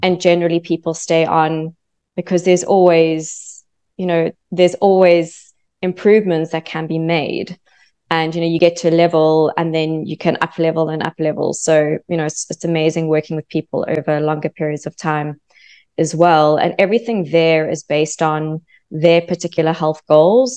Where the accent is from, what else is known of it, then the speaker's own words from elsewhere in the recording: South Africa; moved away as an adult; also born or lived in London; now in Australia; I'm actually from South Africa. So from South Africa, moved to London